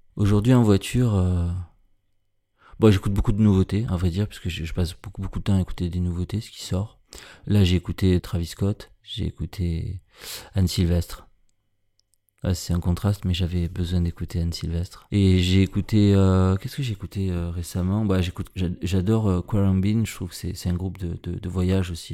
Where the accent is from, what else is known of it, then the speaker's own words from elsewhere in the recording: Marseille, Provence-Alpes-Côte d'Azur, France; Je suis né à Marseille, dans les quartiers nord, dans les années 70